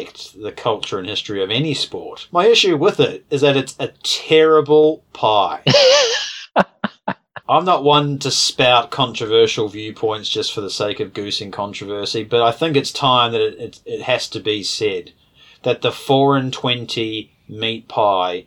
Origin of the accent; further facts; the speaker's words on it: New Zealand; as a born and bred New Zealander